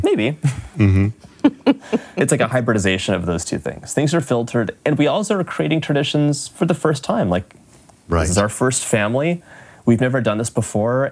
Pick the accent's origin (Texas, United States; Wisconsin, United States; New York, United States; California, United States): California, United States; Los Angeles; moved away as an adult; we're both from Los Angeles